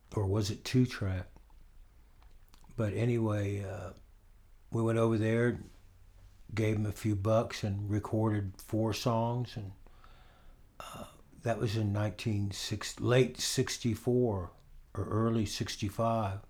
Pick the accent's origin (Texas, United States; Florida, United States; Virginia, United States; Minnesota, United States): Florida, United States; Orlando; also born or lived in Winter Park, Florida; I lived in Winter Park, but I was born in Orlando